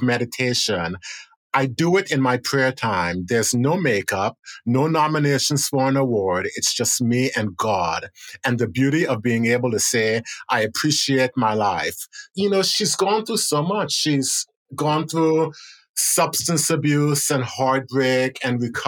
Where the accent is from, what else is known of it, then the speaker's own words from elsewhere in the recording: United States; also born or lived in Buenos Aires, Argentina; I felt so proud as an American, so proud as a Black American